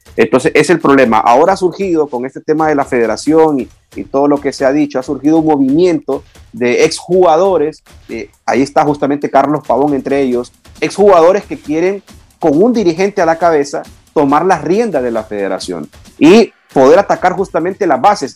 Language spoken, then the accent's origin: Spanish; Honduras